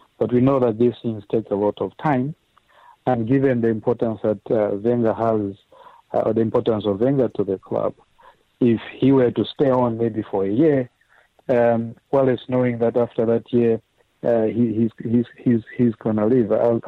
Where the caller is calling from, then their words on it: Dunfermline, Scotland, United Kingdom; I'm calling you from Dunfermline in Scotland.